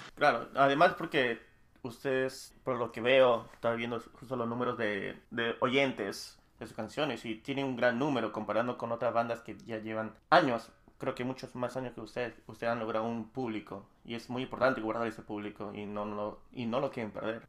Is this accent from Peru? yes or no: yes; Peru; yo soy de Perú, pero yo no resido en, en Lima